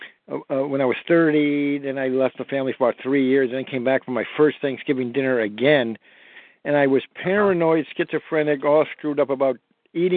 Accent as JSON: {"language": "English", "town": "Newton", "region": "Massachusetts", "country": "United States", "said": "I'm from Newton, Massachusetts"}